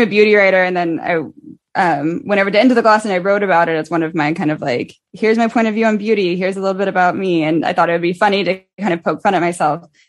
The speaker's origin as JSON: {"language": "English", "town": "Dallas", "region": "Texas", "country": "United States", "moved": "as an adult", "lives_now": "New York, United States", "said": "I'm from Dallas"}